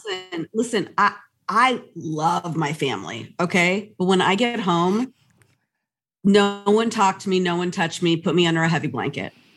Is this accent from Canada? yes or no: no; United States; I am Latina, Latina, but I'm American